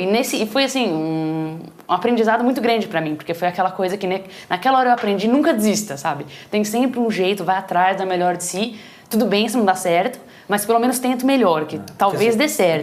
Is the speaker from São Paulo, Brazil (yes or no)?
yes; São Paulo, Brazil; moved away as an adult; also born or lived in Boston; now in Silicon Valley, United States; Eu vim de família, sou de São Paulo mesmo, vim de família simples